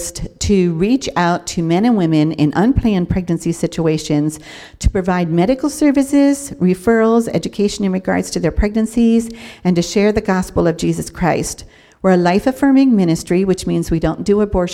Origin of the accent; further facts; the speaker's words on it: York, Pennsylvania, United States; moved away as an adult; I was born and raised here in York, but then got married at a young age and kind of moved all over the country